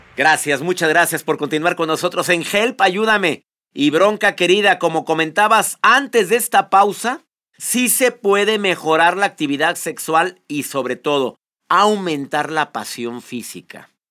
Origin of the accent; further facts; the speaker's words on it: Monterrey, Nuevo León, Mexico; Yo soy de Nuevo León, de Monterrey